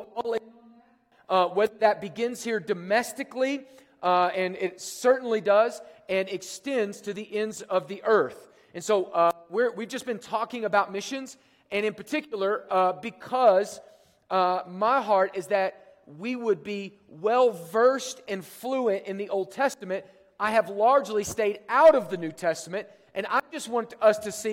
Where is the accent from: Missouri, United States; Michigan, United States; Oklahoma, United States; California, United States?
Oklahoma, United States; I'm from Oklahoma.